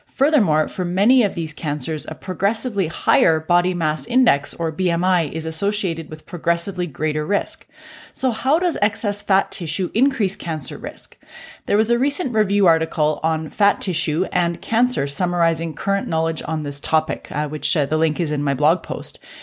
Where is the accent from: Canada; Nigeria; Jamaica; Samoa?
Canada; I'm a Canadian physician